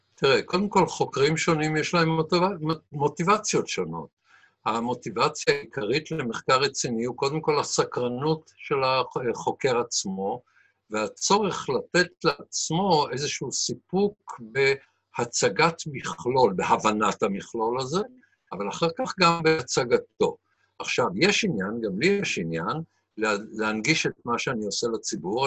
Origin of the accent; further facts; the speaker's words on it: Israel; אפילו כישראלי